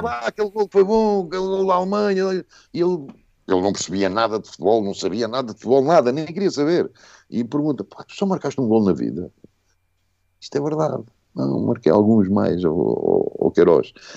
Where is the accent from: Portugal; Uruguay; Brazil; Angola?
Portugal; Moita, Setúbal; also born or lived in Sion, Switzerland; Não, sou, não somos do Ribatejo, Moita é Extremadura